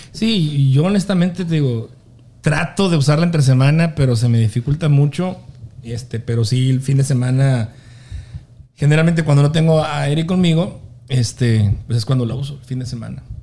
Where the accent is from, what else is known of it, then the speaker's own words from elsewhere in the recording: Delicias, Chihuahua, Mexico; de Delicias, de donde yo soy